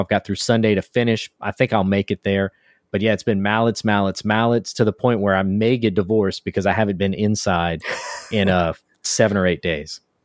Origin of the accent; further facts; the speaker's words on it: United States; now in Houston, United States; I'm from America. Uh, I'm in Texas, in Houston